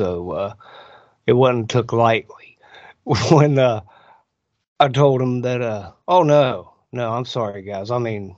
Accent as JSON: {"language": "English", "region": "West Virginia", "country": "United States", "also_born_or_lived": "Moab, Utah", "moved": "yes", "lives_now": "Florida, United States", "said": "I was originally from West by God, Virginia."}